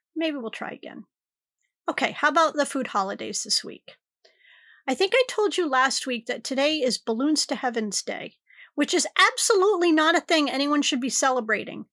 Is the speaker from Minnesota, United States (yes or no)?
no; Connecticut, United States; I'm from Connecticut